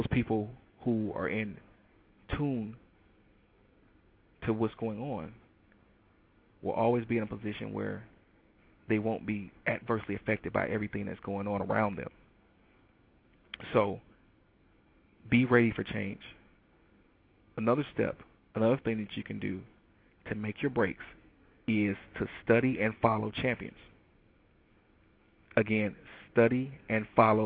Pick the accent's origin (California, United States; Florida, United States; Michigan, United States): Michigan, United States; Detroit; moved away; I'm from Detroit